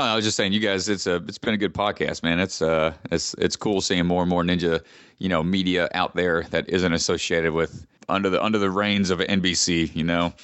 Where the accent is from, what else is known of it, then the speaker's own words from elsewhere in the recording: Georgia, United States; Atlanta, my home state